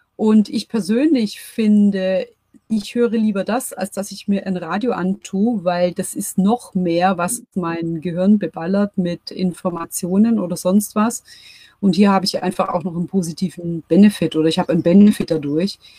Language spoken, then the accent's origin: German; Germany; bei uns in Deutschland